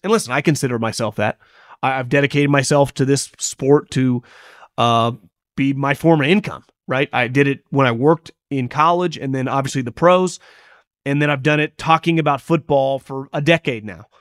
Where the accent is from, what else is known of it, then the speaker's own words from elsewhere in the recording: Davis, California, United States; where I grew up in Davis, there was a place called Rodness Karate